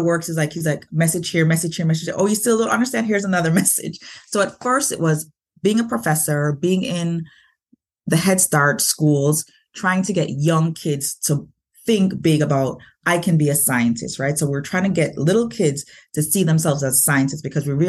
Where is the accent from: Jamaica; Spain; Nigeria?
Jamaica; moved away; I was born in Jamaica. So as an immigrant, I came here